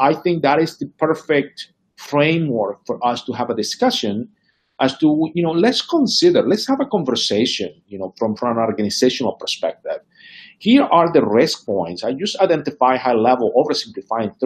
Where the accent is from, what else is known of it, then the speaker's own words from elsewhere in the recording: Venezuela; moved away; I grew up in Venezuela